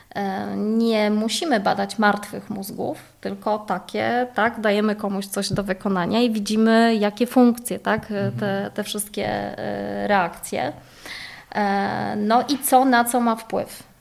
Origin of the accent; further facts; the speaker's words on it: Poznań, Greater Poland, Poland; ja pochodzę z Poznania